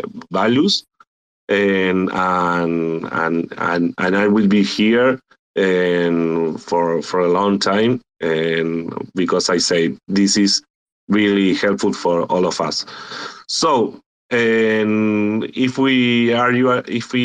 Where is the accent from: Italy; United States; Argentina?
Argentina; I am from Argentina. I'm here in Latin America